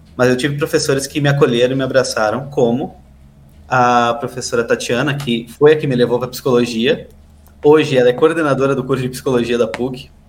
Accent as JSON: {"language": "Portuguese", "town": "Santana do Livramento", "region": "Rio Grande do Sul", "country": "Brazil", "said": "E no interior, eu sou lá de Santana do Livramento"}